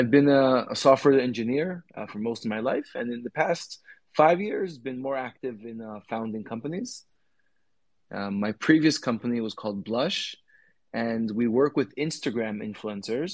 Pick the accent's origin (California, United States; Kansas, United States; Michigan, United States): California, United States; I grew up in the States, in California